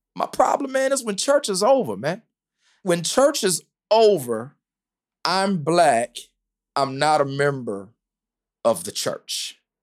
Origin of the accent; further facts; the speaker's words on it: the South, United States; now in Indianapolis, United States; I'm from the South